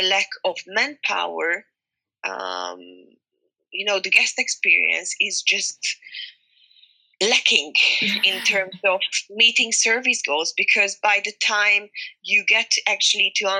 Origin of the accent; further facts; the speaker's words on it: Hungary; I'm from Hungary